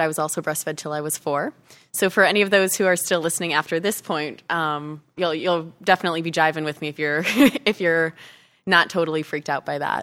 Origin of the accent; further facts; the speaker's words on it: Chicago, Illinois, United States; moved away as an adult; also born or lived in Arizona; I grew up in Chicago, went to college in Chicago